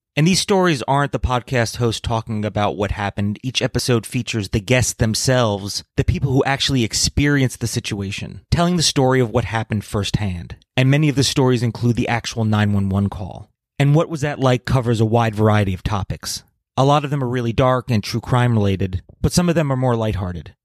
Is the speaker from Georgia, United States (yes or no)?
no; New Jersey, United States; my home state of New Jersey